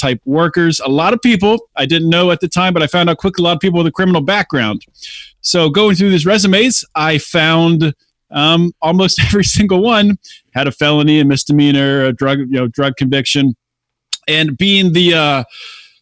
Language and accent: English; suburbia outside of Pittsburgh, Pennsylvania, United States; I grew up in suburbia outside of Pittsburgh